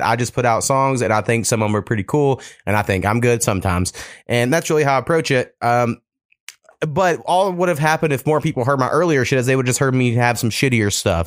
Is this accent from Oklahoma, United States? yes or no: yes; Oklahoma, United States; I grew up like four miles from Texas